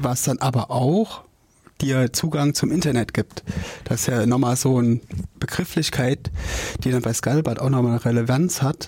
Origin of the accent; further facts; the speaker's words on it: Jena, Thuringia, Germany; Ich komme hier aus Jena